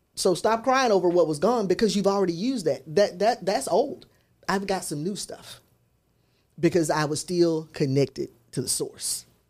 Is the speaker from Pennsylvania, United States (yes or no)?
no; Memphis, Tennessee, United States; growing up in South Memphis